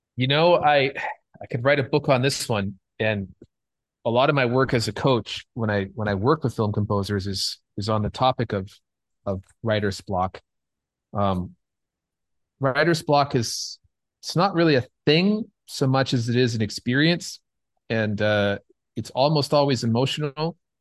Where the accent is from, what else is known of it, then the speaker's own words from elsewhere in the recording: Canada; moved away as an adult; now in Los Angeles, United States; I'm Canadian